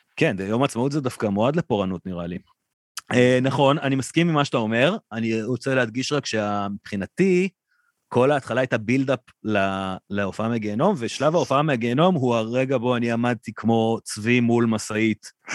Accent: Ra'anana, Central District, Israel; החבר'ה שגדלנו שם

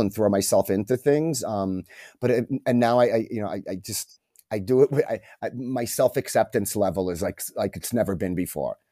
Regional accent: New York City, New York, United States; moved away as an adult; also born or lived in Japan; now in Mexico; growing up in New York

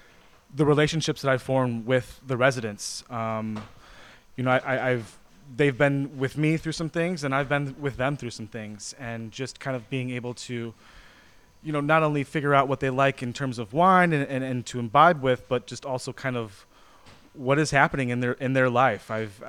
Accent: Chicago, Illinois, United States; I was born in Chicago, raised in the suburbs

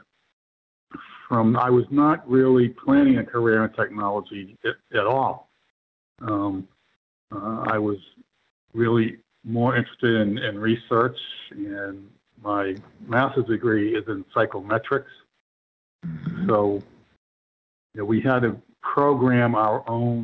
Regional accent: Boston, Massachusetts, United States; I'm from Boston originally

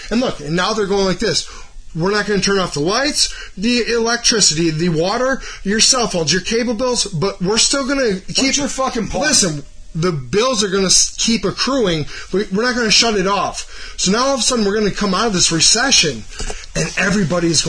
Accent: Cleveland, Ohio, United States; I'm from Cleveland.

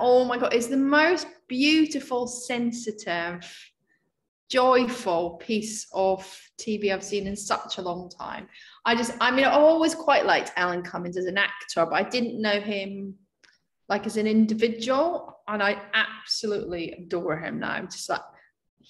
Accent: Scotland, United Kingdom; moved away; also born or lived in Edinburgh; my hometown where I grew up

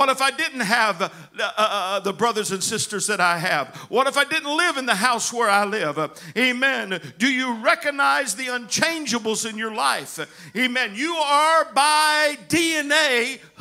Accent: United States; our family is Scotch Welsh, not Scotch Irish. And then I have a little bit of Cherokee Indian in me, amen. But I'm American

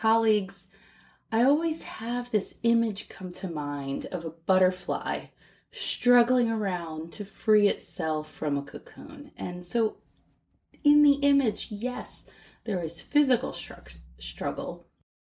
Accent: United States; moved away as an adult; also born or lived in Shanghai, China; I'm also an American woman who became a mother while living in Shanghai.

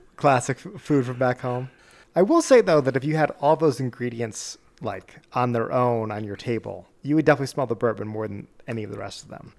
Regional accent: near Boston and New York, Rhode Island, New England, United States; now in US West; us growing up near Boston and New York

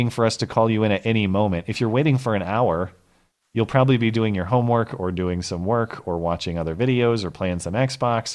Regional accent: St. Louis Park, Minnesota, United States; moved away; I was born in 87 in St. Louis Park, Minnesota

